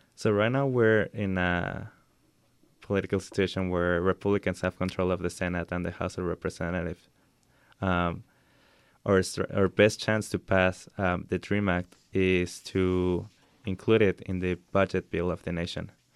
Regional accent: Acapulco, Guerrero, Mexico; now in United States; me and my family are from Acapulco, Mexico, and we came to the United States around six years ago

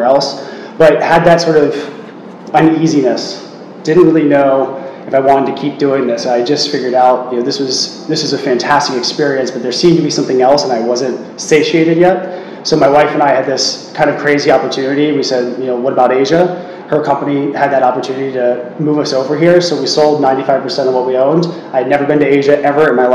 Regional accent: East Coast of the United States, United States; accent: American; moved away as an adult; now in Hong Kong; I grew up in the East Coast of the States

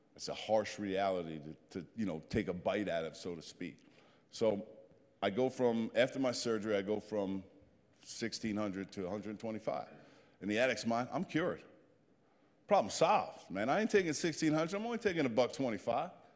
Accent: New Jersey, United States; I'm a Jersey boy

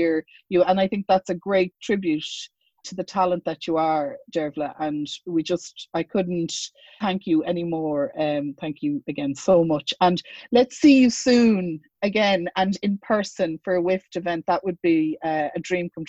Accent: Sligo, Connacht, Ireland; we're both from Sligo

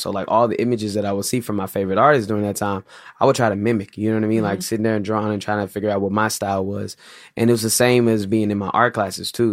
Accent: St. Louis, Missouri, United States; Grew up in St. Louis

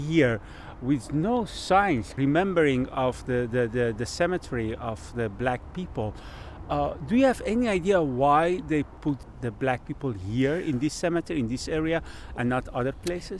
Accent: Iran; English is a second language; now in Netherlands; someone who is born in Iran and now living in Holland for 35 years

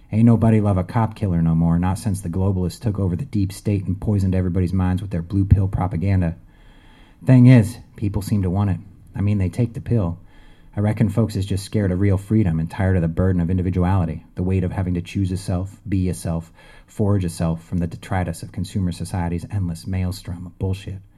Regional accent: Connecticut, United States; But I'm not from there. I'm from Connecticut.

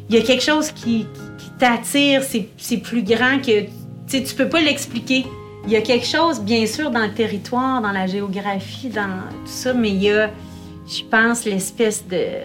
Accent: Kamouraska, Quebec, Canada; moved away as an adult; also born or lived in Natashquan / Côte-Nord; now in Baie-Johan-Beetz, Canada

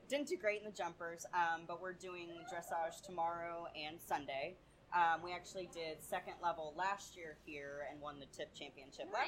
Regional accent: Cincinnati, Ohio, United States; we're from Cincinnati

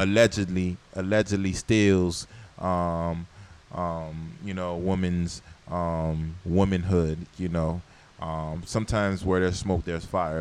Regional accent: Florida, United States; I'm from Florida

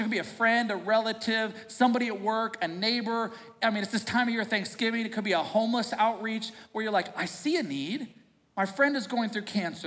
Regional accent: United States; we are a smart American society

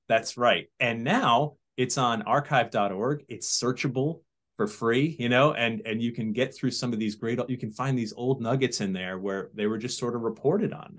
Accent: Sandy Hook, Connecticut, United States; also born or lived in Massachusetts; I was born in Massachusetts, but I grew up in Sandy Hook, Connecticut

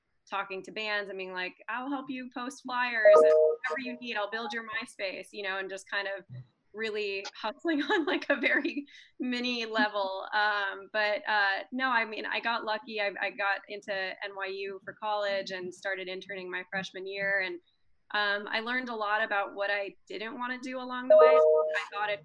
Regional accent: Michigan, United States; I'm a Indian girl from Michigan that has no ties to music industry

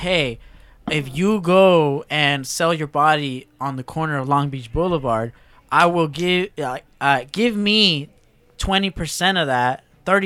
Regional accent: Nigeria; As a Nigerian

